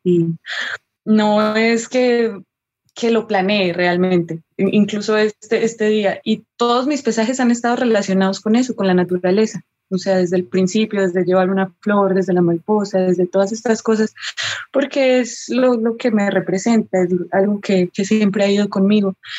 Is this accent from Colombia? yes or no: yes; Colombia